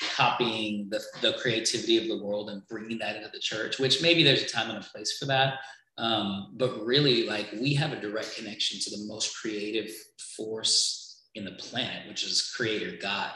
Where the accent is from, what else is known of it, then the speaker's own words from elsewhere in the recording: Trinidad & Tobago; originally I'm from Trinidad